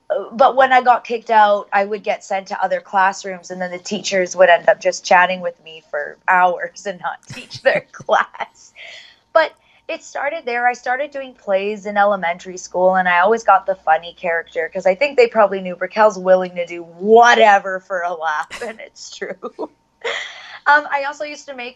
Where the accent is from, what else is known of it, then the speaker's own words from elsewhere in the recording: Vancouver, British Columbia, Canada; I am born and raised in Vancouver, BC.